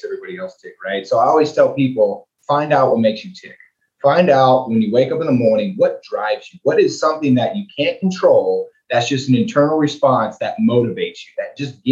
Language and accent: English; League City, Texas, United States; I was born and raised in League City, went to elementary school, middle school, high school there.